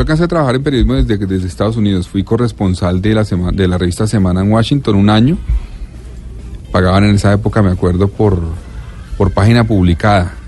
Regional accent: Colombia; yo soy de Colombia

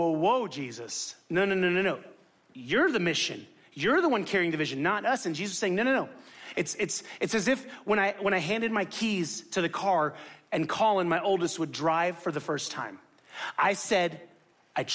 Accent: Miami, Florida, United States; moved away; I'm from Miami

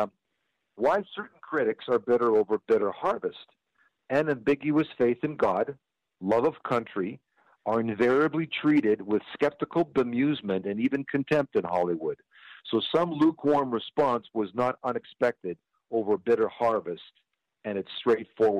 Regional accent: Toronto, Ontario, Canada; also born or lived in Germany / Ukraine (ancestry); now in United States; I was born in Germany during the war, right after the war, and emigrated to Canada, and then ultimately to the United States. I came to Canada when I was an infant, 6 months old.

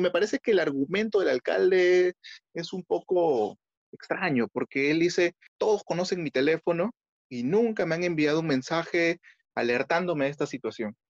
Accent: Peru; como ciudadanos, como vecinos, como peruanos en general

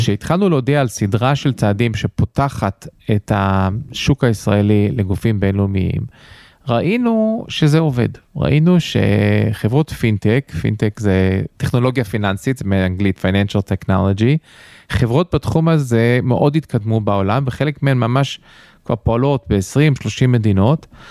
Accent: United States; now in Israel; אני גדלתי בארצות הברית אז אה, נוח לי באנגלית

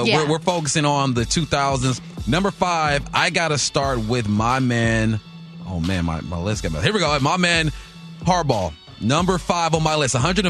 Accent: Los Angeles, California, United States; Now, I grew up in West L.A.

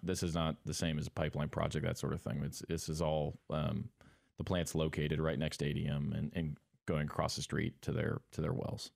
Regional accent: Montana, United States; moved away as an adult; I'm originally from Montana, actually, from a, a, a small farming town as well

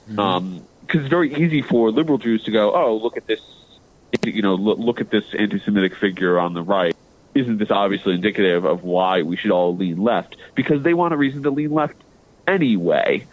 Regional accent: United States; I'm an American

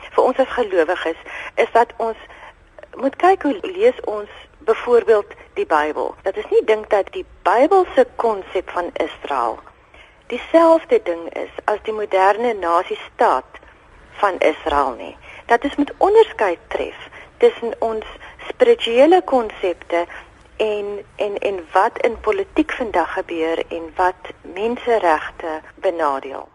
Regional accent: South Africa; ek as 'n post-apartheid Suid-Afrikaner

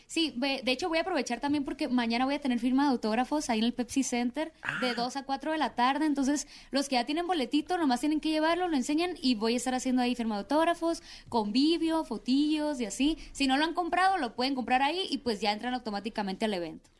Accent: Culiacán, Sinaloa, Mexico; yo soy de Culiacán, Sinaloa

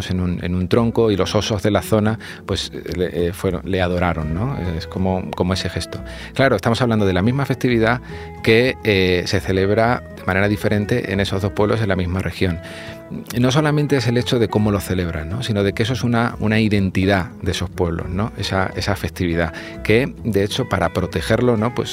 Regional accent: Extremadura, Spain; yo que soy extremeño, ¿no? San Sebastián, pues se celebra en varios pueblos de una manera diferente. Por ejemplo, en Piornal, el jarramplas

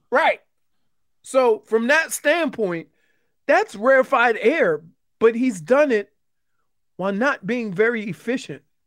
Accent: New Orleans, Louisiana, United States; I'm from New Orleans. I'm from the Night Ward

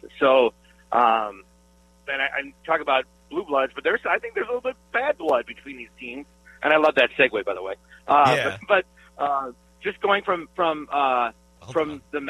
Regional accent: Greendale, Wisconsin, United States; I grew up in Milwaukee. I grew up in Greendale.

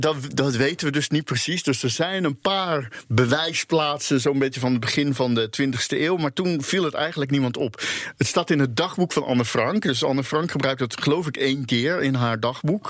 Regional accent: Rotterdam, South Holland, Netherlands; first language Dutch; Ik kom zelf dus uit Rotterdam

